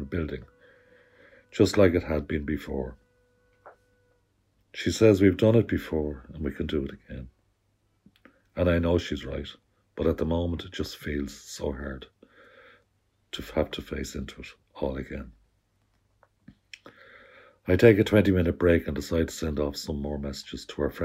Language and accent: English; Dublin, Leinster, Ireland; moved away as an adult; now in Belmullet, Ireland; I'm from Dublin originally and came to Belmullet on holiday. Fell in love with the place. And it's now where I spend most of my time